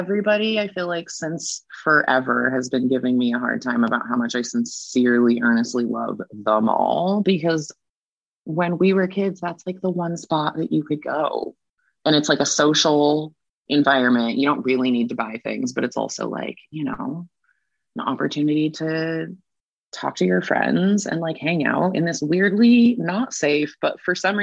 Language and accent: English; Salem, Oregon, United States; now in Portland, United States; Salem, Oregon, my hometown